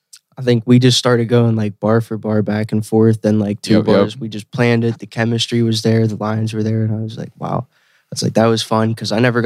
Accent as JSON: {"language": "English", "town": "Latrobe", "region": "Pennsylvania", "country": "United States", "said": "I'm an artist from Latrobe, Pennsylvania, 724."}